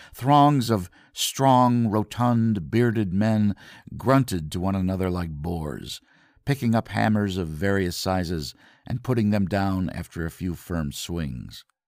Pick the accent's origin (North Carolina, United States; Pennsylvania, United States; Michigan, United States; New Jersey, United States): Michigan, United States; Grand Rapids; I'm from Grand Rapids, Michigan